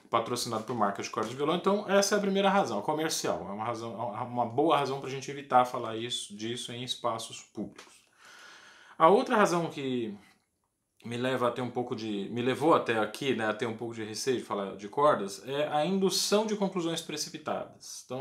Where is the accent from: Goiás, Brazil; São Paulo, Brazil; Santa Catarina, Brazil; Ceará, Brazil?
Goiás, Brazil; Eu sou goiano, eu me formei na escola da professora Maria das Graças Almeida de Araújo Lima, a famosa Graça Lima